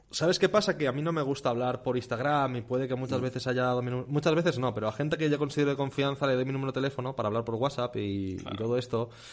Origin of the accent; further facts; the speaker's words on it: Spain; also born or lived in Mallorca; yo no siento España, en plan, wow, soy español